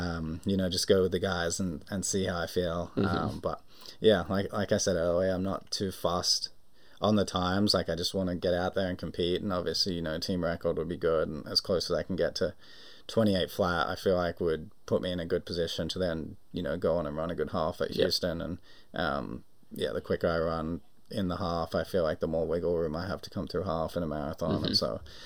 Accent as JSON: {"language": "English", "country": "Australia", "moved": "yes", "said": "I'm an Australian citizen still"}